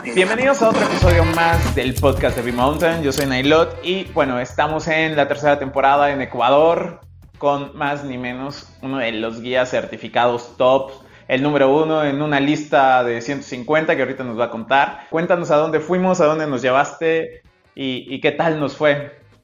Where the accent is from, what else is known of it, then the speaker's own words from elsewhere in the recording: Mexico; nosotros que, venimos de México